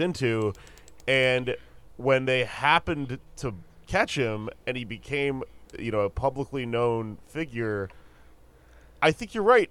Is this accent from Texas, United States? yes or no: yes; Texas, United States; I'm from Texas and I'm half Mexican